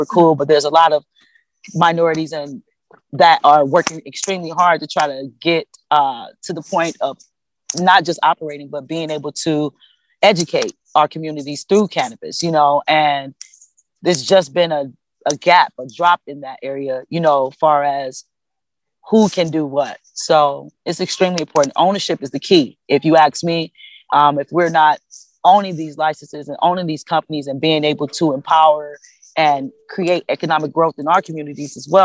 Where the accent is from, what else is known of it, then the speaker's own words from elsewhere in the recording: Cleveland, Ohio, United States; I'm born and raised in Cleveland, Ohio